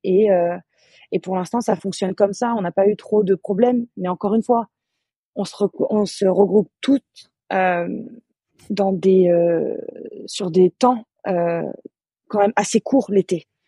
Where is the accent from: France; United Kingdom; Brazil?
France; Annecy, Auvergne-Rhône-Alpes; moved away; je suis originaire d'Annecy, en Haute-Savoie. Euh, j'ai commencé le basket là-bas, donc j'ai commencé je, en baby basket, j'avais 5 ans.